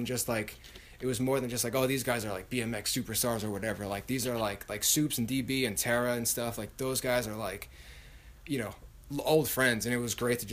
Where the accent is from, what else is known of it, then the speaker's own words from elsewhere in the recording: Levittown, New York, United States; now in California, United States; I grew up in Levittown on Long Island, where we are here today